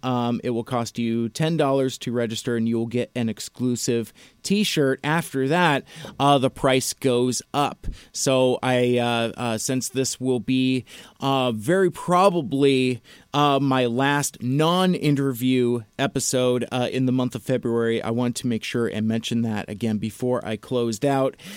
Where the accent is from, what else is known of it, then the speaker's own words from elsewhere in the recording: Federal Way, Washington, United States; my hometown of Federal Way